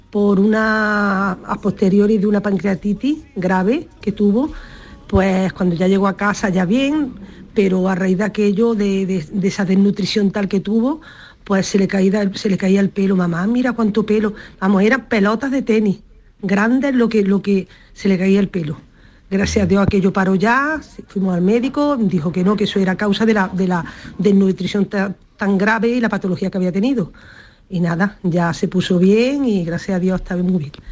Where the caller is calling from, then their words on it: Doña Mencía, Andalusia, Spain; Buenas tardes … de Doña Mencía.